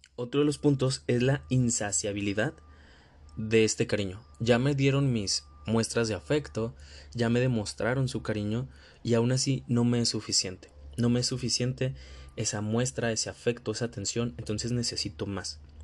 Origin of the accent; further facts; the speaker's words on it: Mexico; yo soy de México